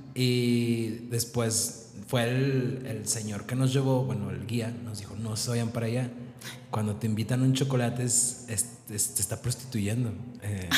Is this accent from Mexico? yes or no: yes; Mexico; los mexicanos que muchas veces nos caracterizan porque somos muy, no sé, alivianados